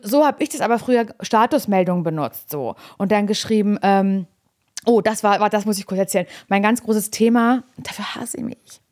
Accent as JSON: {"language": "German", "region": "East Germany", "country": "Germany", "tie": "born or raised there", "said": "ich bin ja noch, äh, kurz vor der Wende in Ostdeutschland geboren"}